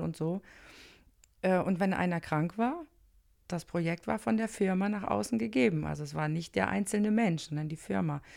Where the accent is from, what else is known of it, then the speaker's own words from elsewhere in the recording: Flensburg, Schleswig-Holstein, Germany; moved away; also born or lived in Monheim am Rhein; Ich komme eigentlich aus Flensburg, ich kenne kein Karneval